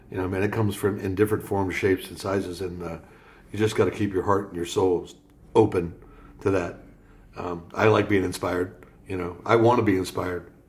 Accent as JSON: {"language": "English", "town": "Paterson", "region": "New Jersey", "country": "United States", "tie": "born there", "also_born_or_lived": "Akron, Ohio", "lives_now": "Columbus, United States", "said": "Well, uh, I was actually born in Paterson, New Jersey. Um, and I, my mom and dad moved around, and ironically, uh, we lived in Akron, Ohio for a while."}